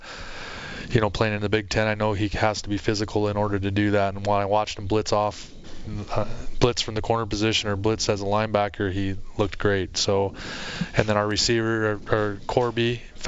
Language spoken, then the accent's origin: English; Arizona, United States; moved away; growing up in Arizona